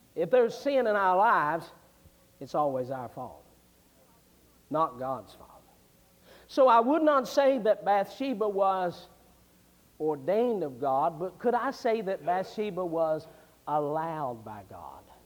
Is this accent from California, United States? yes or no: no; West Virginia, United States; I was raised in West Virginia back when I was a boy.